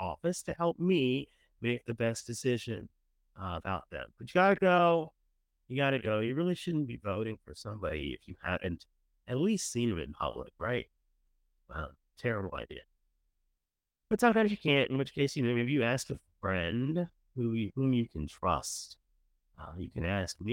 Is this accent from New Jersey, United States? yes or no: no; Maryland, United States; now in Virginia, United States; I grew up in Maryland.